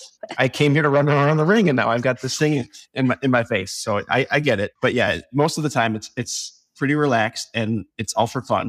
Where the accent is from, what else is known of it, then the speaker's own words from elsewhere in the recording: Door County, Wisconsin, United States; I'm from Door County, Wisconsin